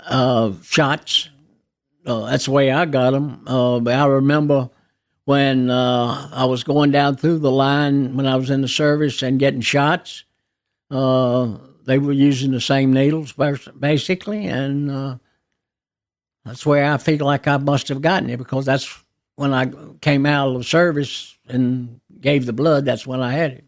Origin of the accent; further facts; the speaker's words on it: Nashville, Tennessee, United States; I was born in Baptist Hospital, But, uh, my parents lived on Pembroke Avenue in a home that's, uh, uh, still there today